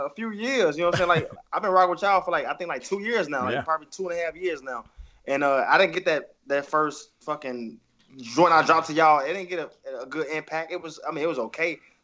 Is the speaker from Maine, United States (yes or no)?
no; Chicago, Illinois, United States; every show I throw in my hometown, of course, I'm trying to get outside the hometown